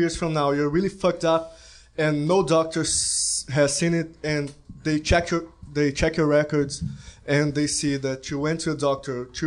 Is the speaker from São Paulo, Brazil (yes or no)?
no; Rio de Janeiro, Brazil; now in United States; I'm not from here. You know, I'm from Brazil